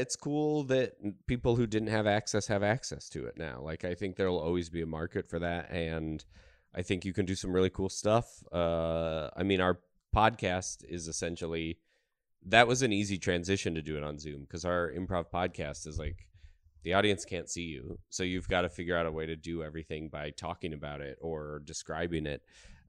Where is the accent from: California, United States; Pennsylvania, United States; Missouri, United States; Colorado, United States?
Colorado, United States; Not L.A. Colorado.